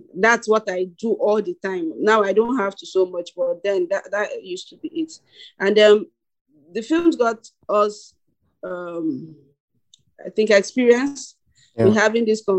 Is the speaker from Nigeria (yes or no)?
yes; Nigeria; being a Nigerian filmmaker